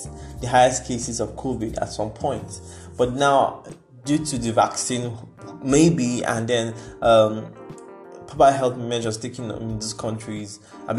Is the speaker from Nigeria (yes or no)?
yes; Nigeria; we are Nigerian